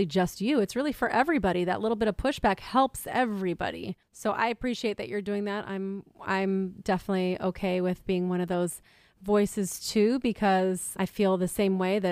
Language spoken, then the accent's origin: English; United States; being American